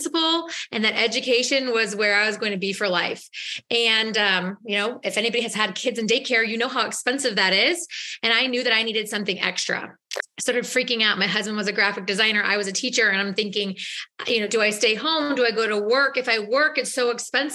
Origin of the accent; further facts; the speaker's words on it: St. Louis, Missouri, United States; I am from St. Louis, Missouri